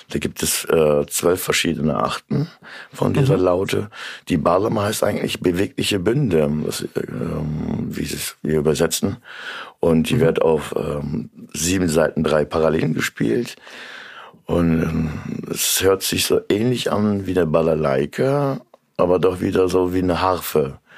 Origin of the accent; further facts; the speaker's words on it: Central Anatolia, Turkey; German is a second language; now in Germany; das essen Türken, auch so wie Kurden in Mittelanatolien, ja.